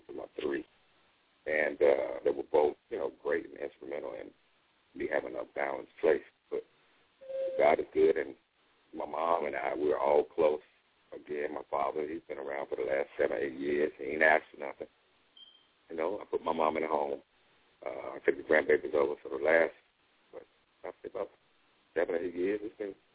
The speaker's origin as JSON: {"language": "English", "town": "Charlotte", "region": "North Carolina", "country": "United States", "tie": "born or raised there", "also_born_or_lived": "New York", "moved": "as an adult", "said": "I came from Charlotte."}